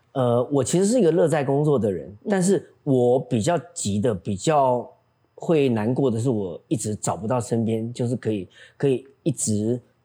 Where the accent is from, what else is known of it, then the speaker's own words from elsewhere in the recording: Tainan, Taiwan; moved away; 上完课再坐火车回来，坐公车回来， 然后半夜坐最后一班火车回台南